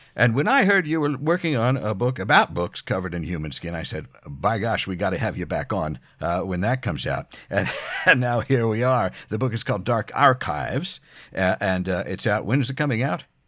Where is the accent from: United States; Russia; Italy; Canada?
United States; near Philadelphia, Pennsylvania; moved away; our shared background growing up near Philadelphia